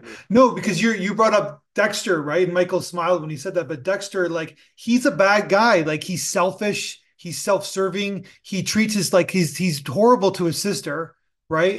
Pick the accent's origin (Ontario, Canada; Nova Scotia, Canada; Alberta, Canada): Ontario, Canada; Toronto; I'm from Toronto